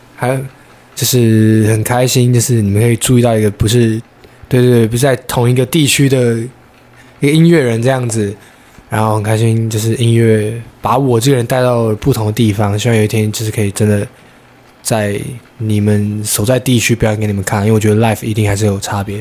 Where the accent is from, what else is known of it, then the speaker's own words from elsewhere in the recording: Taipei, Taiwan; also born or lived in Tainan; 我家本身就台北，我也是从小在台北长大的